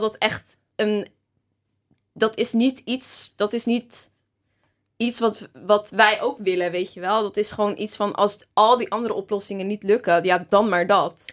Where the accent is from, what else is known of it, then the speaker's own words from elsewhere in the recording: Rotterdam, South Holland, Netherlands; moved away as an adult; also born or lived in Amsterdam; ik kom natuurlijk uit Rotterdam